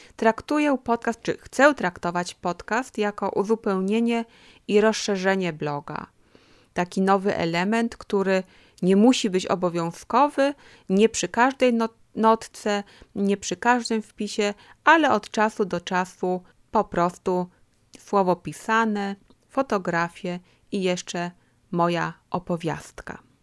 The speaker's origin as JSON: {"language": "Polish", "town": "Kraków", "region": "Lesser Poland", "country": "Poland", "moved": "as an adult", "lives_now": "Ruhr area, Germany", "said": "Od 2007 roku mieszkam w Niemczech, w Zagłębiu Rury, ale pochodzę z południa Polski. Kraków to moje miasto"}